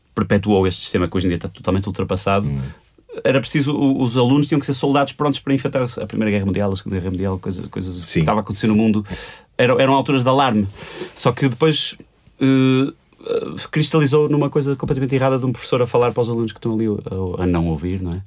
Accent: Porto, Norte, Portugal; o liceu Garcia de Horta, ali na, na, na Foz, hum. onde eu cresci

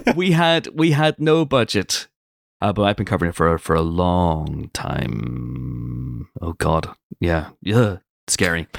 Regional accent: United Kingdom; I'm British.

